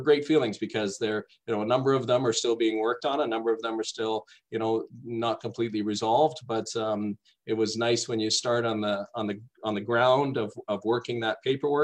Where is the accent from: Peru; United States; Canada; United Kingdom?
Canada; Toronto, Ontario; moved away as an adult; I grew up in Toronto, or just outside Toronto.